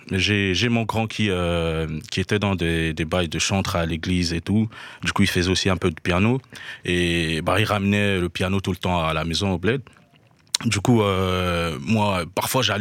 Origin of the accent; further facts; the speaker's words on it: Haut-Ogooué, Gabon; also born or lived in Libreville; Je, je viens du Gabon, je suis né au Gabon, à Moinda. Du coup, j'ai grandi entre euh, Francéville et Libreville, la capitale.